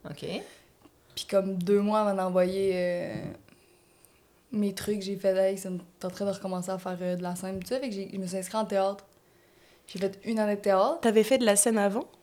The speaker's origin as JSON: {"language": "French", "town": "Matane", "region": "Quebec", "country": "Canada", "lives_now": "Montreal, Canada", "said": "Moi, je viens de Matane."}